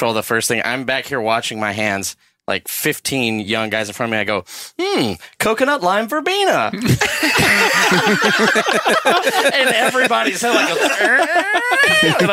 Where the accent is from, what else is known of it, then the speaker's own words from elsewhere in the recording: Longview, Texas, United States; I grew up in Longview, Texas, and we had a Stroh's beer factory.